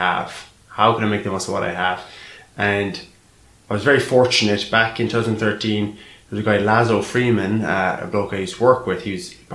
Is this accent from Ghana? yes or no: no; Ireland; moved away as an adult; now in London, United Kingdom; growing up in Ireland